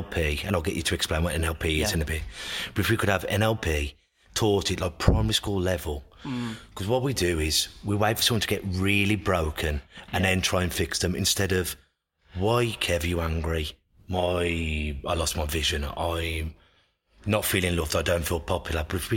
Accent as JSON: {"language": "English", "area": "Black Country", "region": "West Midlands", "country": "United Kingdom", "accent": "Black Country", "said": "That's my accent. Black Country."}